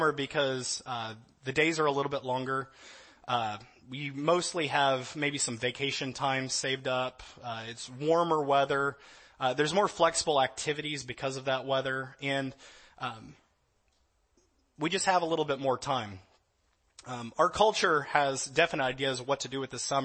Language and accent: English; Louisiana, United States; now in California, United States; I'm from Louisiana.